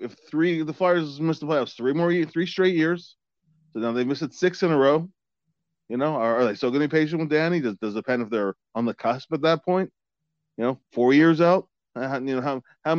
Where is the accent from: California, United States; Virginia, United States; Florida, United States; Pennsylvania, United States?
Pennsylvania, United States; Philadelphia; I'm from Philly